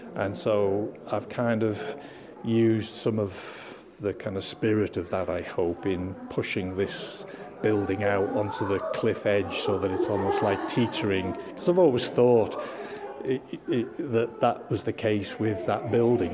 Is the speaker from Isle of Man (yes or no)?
yes; Isle of Man; growing up in the Isle of Man